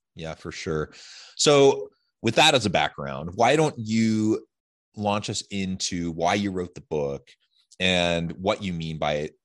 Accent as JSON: {"language": "English", "town": "Salem", "region": "Oregon", "country": "United States", "tie": "born or raised there", "moved": "yes", "lives_now": "Utah, United States", "said": "I grew up in Salem"}